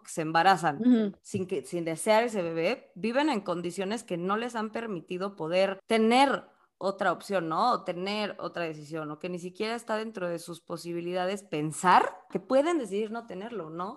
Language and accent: Spanish; Mexico; nosotras somos de México